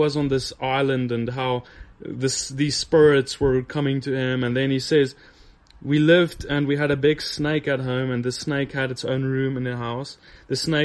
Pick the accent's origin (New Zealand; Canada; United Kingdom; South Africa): South Africa; But I grew up in South Africa, the tip of Africa